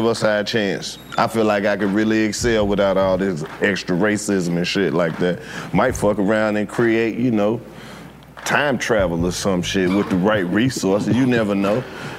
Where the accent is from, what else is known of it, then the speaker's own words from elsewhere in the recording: Mississippi, United States; I'm from Mississippi.